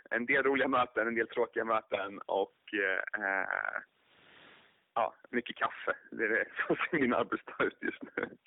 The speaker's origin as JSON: {"language": "Swedish", "town": "Jönköping", "region": "Jönköping County", "country": "Sweden", "tie": "born or raised there", "lives_now": "Stockholm, Sweden", "said": "jag är född och uppvuxen i Jönköping, men till vardags nu så eh, lever jag i Stockholm"}